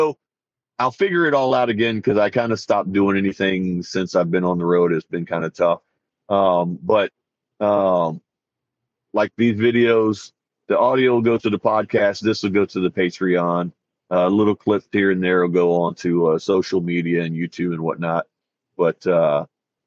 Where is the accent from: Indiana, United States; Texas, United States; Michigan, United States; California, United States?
Texas, United States; I'm from Texas